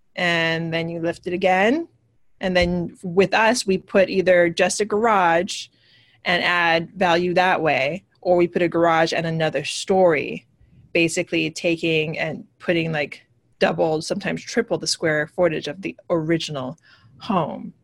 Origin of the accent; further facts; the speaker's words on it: Hawaii, United States; moved away as an adult; also born or lived in California / New York; now in New Jersey, United States; I am originally from Hawaii. I moved to New York back in 2001 ish.